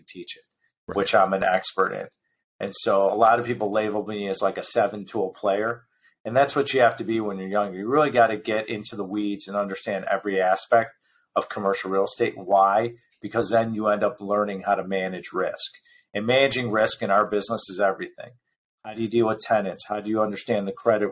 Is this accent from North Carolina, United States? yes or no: no; Chicago, Illinois, United States; also born or lived in Newport Beach; I was born and raised in Chicago